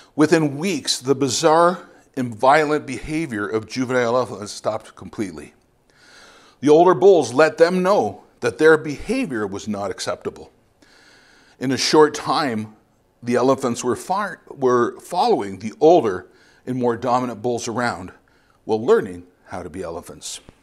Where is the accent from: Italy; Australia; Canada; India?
Canada; London, Ontario; moved away as an adult; also born or lived in Bogota, Colombia; I'm originally from London, Ontario